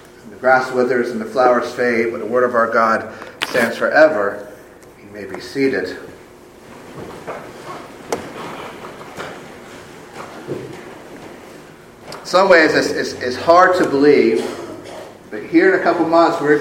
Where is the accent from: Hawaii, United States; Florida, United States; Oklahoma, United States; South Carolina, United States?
South Carolina, United States; moved away as an adult; also born or lived in Georgia; in South Carolina, which is my home state, my native state